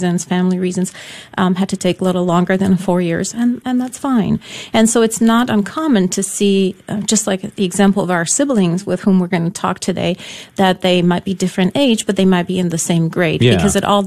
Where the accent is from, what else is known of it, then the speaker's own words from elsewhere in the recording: Poland; first language Polish; English is a second language; now in United States; I was born in Poland, so yeah. Polish was my, first language